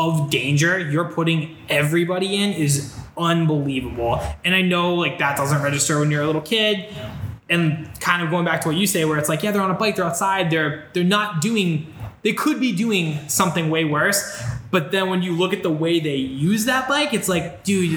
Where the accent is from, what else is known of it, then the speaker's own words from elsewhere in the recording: West Boylston, Massachusetts, United States; I was in West Boylston, like, there's, like, four cars